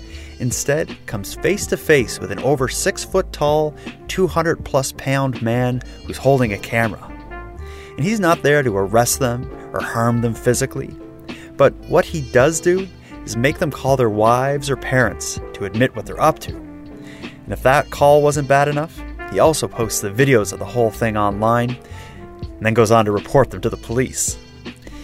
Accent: Halifax, Nova Scotia, Canada; my hometown here in Halifax

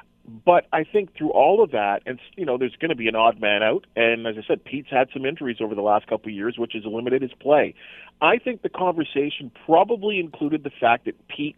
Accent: Oakville, Ontario, Canada; also born or lived in Burlington, Ontario; I grew up on the Argonauts first, living in Oakville and Burlington.

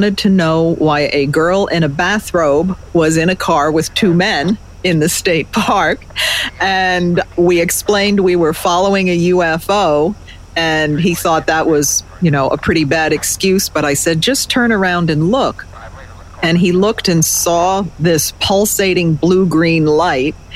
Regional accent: Hudson Valley, New York, United States; Growing up in the Hudson Valley

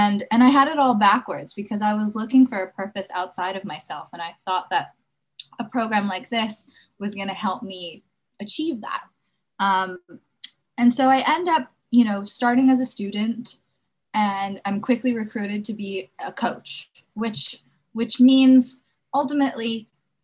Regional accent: Los Angeles, California, United States; Growing up in Los Angeles

